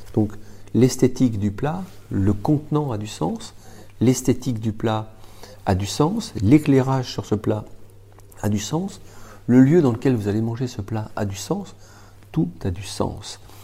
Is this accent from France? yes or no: yes; France; Je suis français